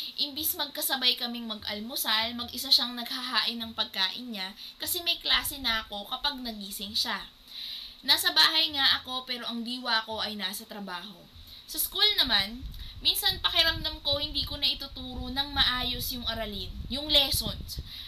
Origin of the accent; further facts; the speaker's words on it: Dasmariñas, Calabarzon, Philippines; Ako ay taga Dasmariñas, Cavite.